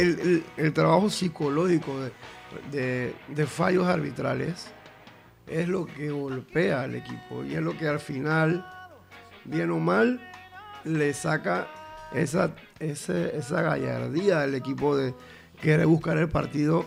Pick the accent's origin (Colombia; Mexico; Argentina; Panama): Panama; como buen panameño